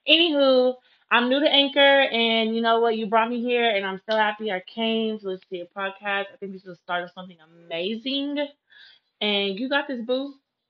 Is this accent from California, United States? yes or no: no; Dallas, Texas, United States; I'm from Dallas, Texas.